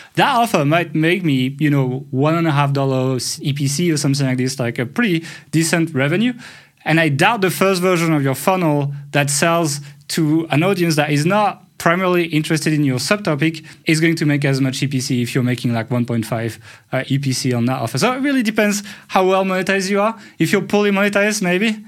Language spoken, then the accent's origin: English; France; accent: French; English is a second language; my horrible French accent